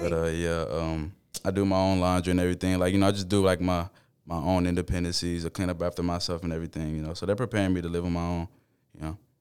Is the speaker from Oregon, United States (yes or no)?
no; Baytown, Texas, United States; I grew up in Baytown.